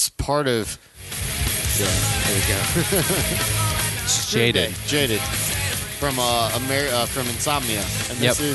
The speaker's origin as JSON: {"language": "English", "region": "Southern California", "country": "United States", "tie": "born or raised there", "said": "I grew up in SoCal"}